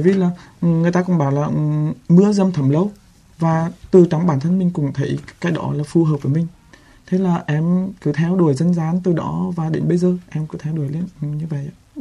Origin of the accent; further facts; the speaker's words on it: Quang Binh, Vietnam; quảng bình quê